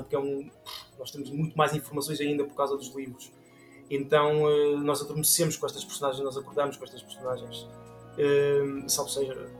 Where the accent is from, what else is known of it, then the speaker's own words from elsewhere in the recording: Portugal; somos portugueses